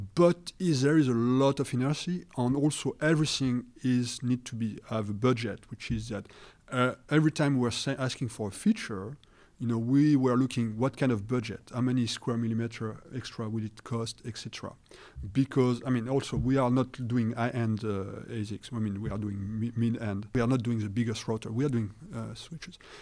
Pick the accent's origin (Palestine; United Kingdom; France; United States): France; accent: French; English is a second language; I apologize for my accent, you know, I'm being French